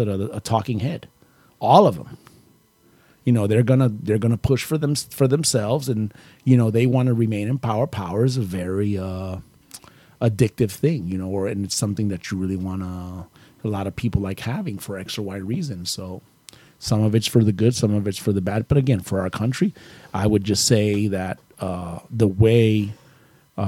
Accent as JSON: {"language": "English", "country": "United States"}